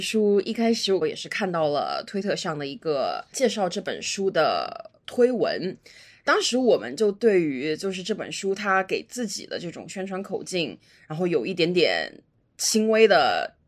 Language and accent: Chinese; China; 我自己是中国土生土长的